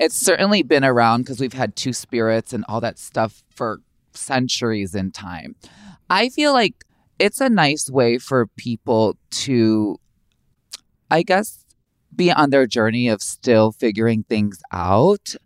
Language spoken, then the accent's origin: English; Chicago, Illinois, United States; Growing up in Chicago, it's very urban